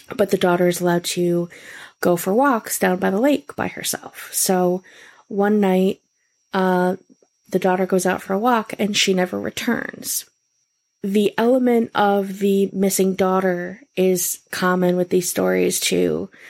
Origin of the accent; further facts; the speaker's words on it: Rochester, New York, United States; my hometown, Rochester, New York